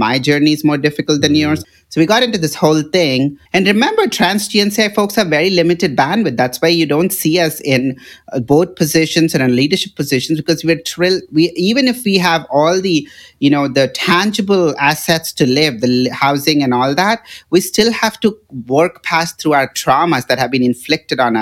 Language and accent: English; Hyderabad, Telangana, India; moved away as an adult; also born or lived in Seattle / Houston; now in San Francisco, United States; my hometown of Hyderabad